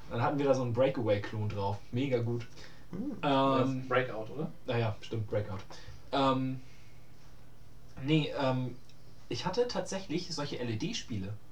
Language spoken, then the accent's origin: German; Hamburg, Germany; Ich bin in Hamburg groß geworden.